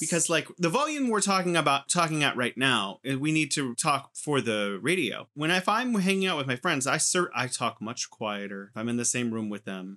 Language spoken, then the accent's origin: English; United States; now in China; as an American growing up watching T V